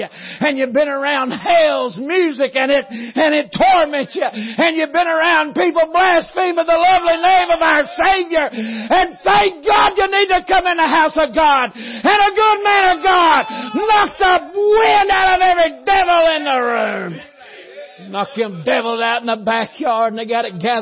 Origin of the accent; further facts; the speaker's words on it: Tunnel Hill, Georgia, United States; We're both from Tunnel Hill